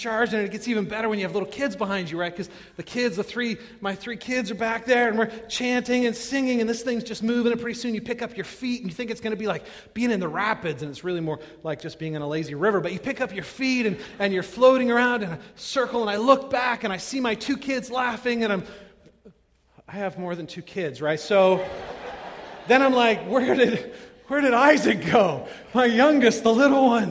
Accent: California, United States; moved away as an adult; now in Midwest, United States; I grew up in California, where we had the ocean.

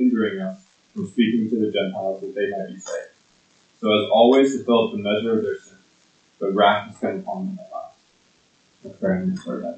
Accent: Lincoln, Nebraska, United States; moved away; I grew up in Lincoln, Nebraska, and so growing up in Nebraska, I was a huge Huskers football fan

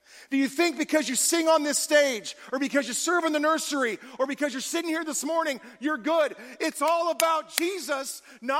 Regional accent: California, United States; moved away; also born or lived in Oregon; I'm originally from California.

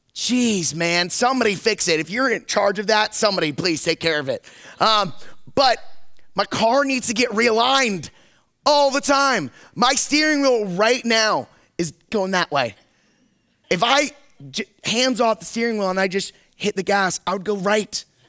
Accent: Maryland, United States; moved away as an adult; now in Pennsylvania, United States; I grew up in Maryland

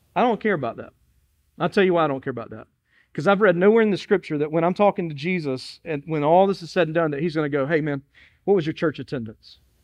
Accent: Dillon, South Carolina, United States; now in Moncks Corner, United States; I'm from Dillon, South Carolina, and it was the city of Dillon

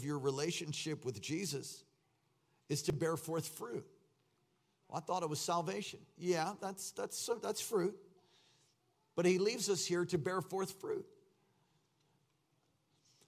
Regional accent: East Coast, United States; I'm from the East Coast

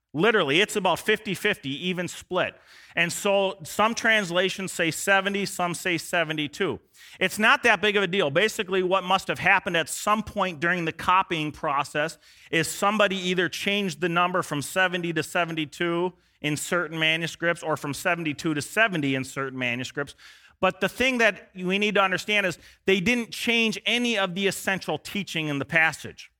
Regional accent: United States; I'm from America

